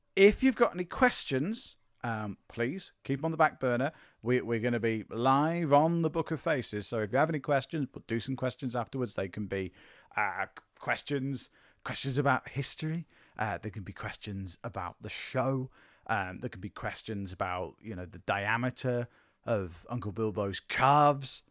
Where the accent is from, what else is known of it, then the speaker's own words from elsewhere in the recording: England, United Kingdom; I'm uniquely qualified as a Welshman, as I was born, raised, and have lived my entire life in England